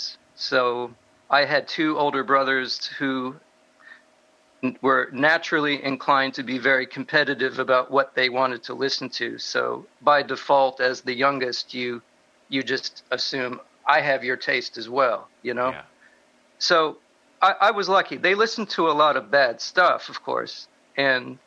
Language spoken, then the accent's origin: English; South Florida, United States; growing up in South Florida. We had really nice radio stations when I was growing up.